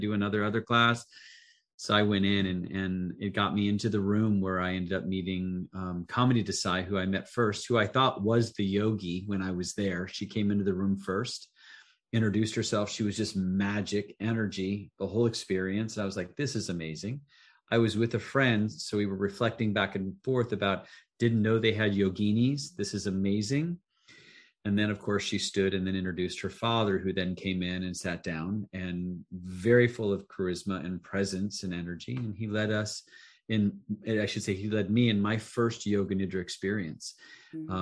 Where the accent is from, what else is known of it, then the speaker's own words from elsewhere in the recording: Council Bluffs, Iowa, United States; moved away; originally from Council Bluffs, Iowa, Pottawatomie County, very rural. My father was a funeral director. We lived in a funeral home